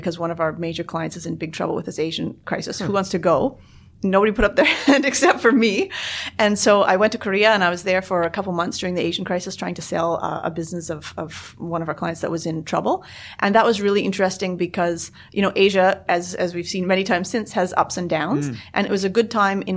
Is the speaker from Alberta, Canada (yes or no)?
yes; Calgary, Alberta, Canada; moved away as an adult; also born or lived in New York; I'm originally from Canada, as you may be able to tell from my accent